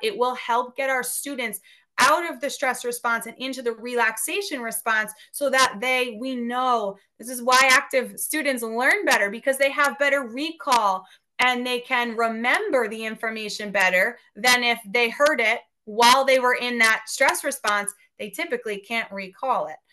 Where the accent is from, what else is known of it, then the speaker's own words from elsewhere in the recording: Westchester, New York, United States; my hometown school district in Westchester, New York